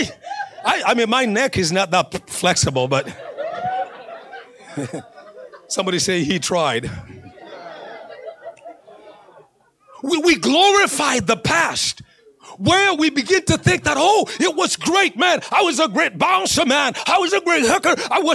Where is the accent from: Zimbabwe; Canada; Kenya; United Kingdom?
Kenya; moved away as an adult; also born or lived in Northern Kentucky / Cincinnati, Ohio; now in Flagstaff, United States; when I was growing up in Kenya